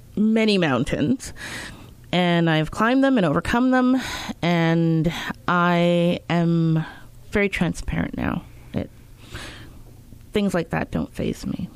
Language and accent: English; Winnipeg, Manitoba, Canada; also born or lived in Montreal, Quebec; I was born in Montreal, Quebec. Yes, I speak French. Uh, grew up in Winnipeg